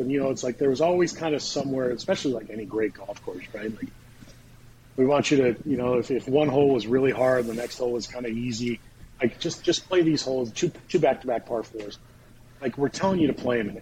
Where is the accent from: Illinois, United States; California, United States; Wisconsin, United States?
California, United States; Southern; I grew up in Southern California